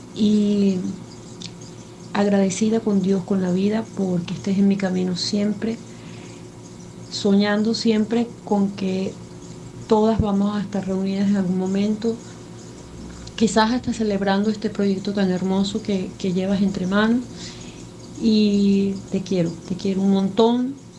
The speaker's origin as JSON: {"language": "Spanish", "country": "Venezuela", "said": "soy de Venezuela."}